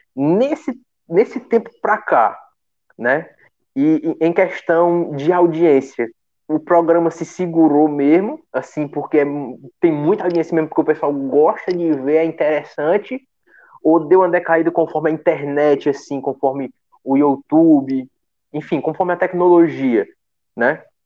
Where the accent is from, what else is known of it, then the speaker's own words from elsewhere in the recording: Pacoti, Ceará, Brazil; eu sou de Pacuti